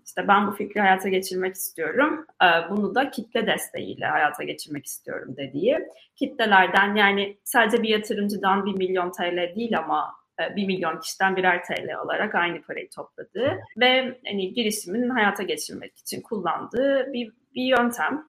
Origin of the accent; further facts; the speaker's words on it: Mersin, Turkey; moved away as an adult; also born or lived in Istanbul / Ankara; Mersin'de büyüdüm dediğim gibi Mersin Fen Lisesi'ne gittim.